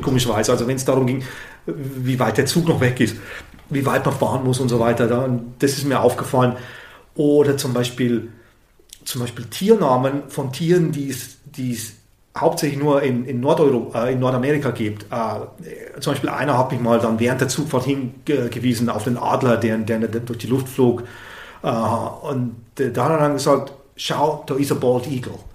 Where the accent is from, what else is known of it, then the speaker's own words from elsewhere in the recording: Southern Germany, Germany; ich bin aus Süddeutschland